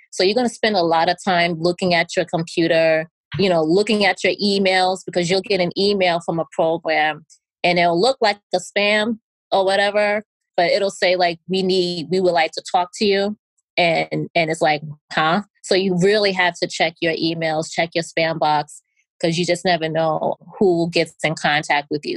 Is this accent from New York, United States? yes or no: yes; New York, United States; I'm from New York